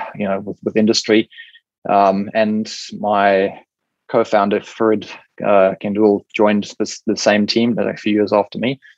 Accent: South Africa; moved away as an adult; also born or lived in Cape Town, South Africa / United Kingdom / United States; now in Brisbane, Australia; the place I grew up in South Africa is a beautiful coastal town

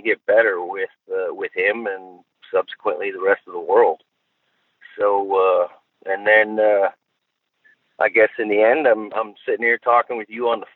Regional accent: North Dakota, United States; I was born and raised in North Dakota

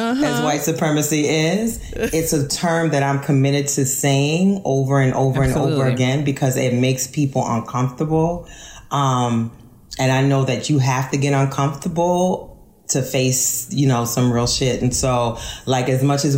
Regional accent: New Orleans, Louisiana, United States; moved away as an adult; also born or lived in Kenner, Louisiana; now in Philadelphia, United States; I'm not from Louisiana. I'm from New Orleans.

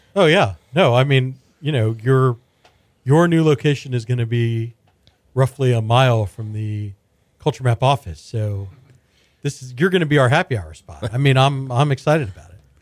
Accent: Houston, Texas, United States; when I was growing up in Houston in the eighties and nineties

